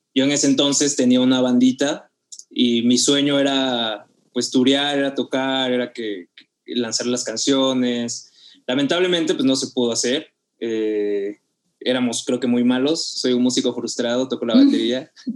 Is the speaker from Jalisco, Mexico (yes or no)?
no; Oaxaca, Mexico; moved away as an adult; now in Mexico City, Mexico; yo soy de Oaxaca, me vine a, a Ciudad de México a estudiar